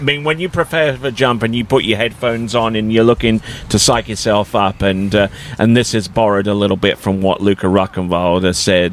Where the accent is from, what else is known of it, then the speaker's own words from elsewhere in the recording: Colchester, East of England, United Kingdom; my hometown in England called Colchester